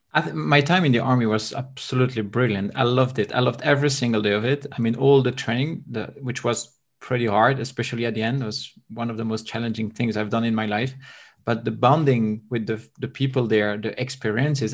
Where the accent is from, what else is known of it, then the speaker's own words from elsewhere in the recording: Belgium; now in Bulgaria; I'm from Belgium. I currently live in Bulgaria.